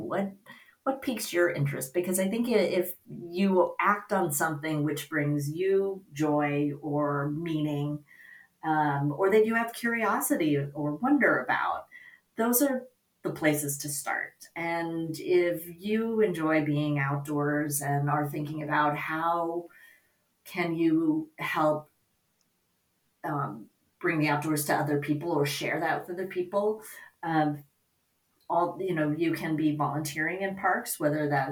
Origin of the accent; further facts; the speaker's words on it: suburbs of San Francisco, Bay Area, California, United States; I grew up, in the suburbs of San Francisco, between San Francisco and San Jose, and I now live in San Francisco.